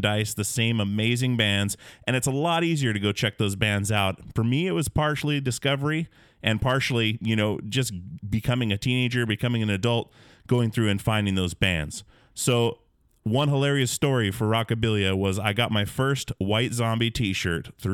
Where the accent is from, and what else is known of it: Alaska, United States; born or raised there; moved away as an adult; also born or lived in Portland, Oregon